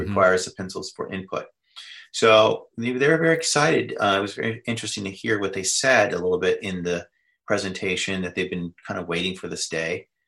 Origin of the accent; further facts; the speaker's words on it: United States; I'm an American